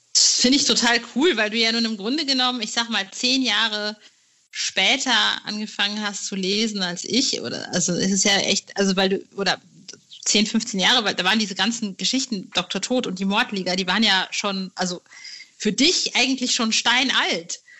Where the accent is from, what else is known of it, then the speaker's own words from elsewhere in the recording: North Rhine-Westphalia, Germany; ich äh, komme aus Ostwestfalen